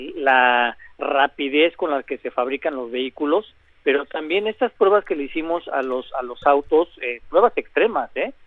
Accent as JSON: {"language": "Spanish", "country": "Mexico", "said": "somos mexicanos"}